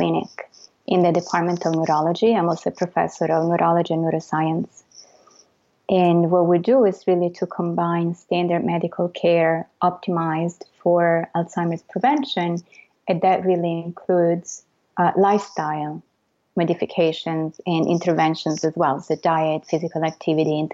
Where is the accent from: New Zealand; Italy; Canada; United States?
Italy; Florence, Tuscany; moved away as an adult; I'm Italian. First of all, full disclosure, I was born and raised in Florence in Italy, and I went to school in Italy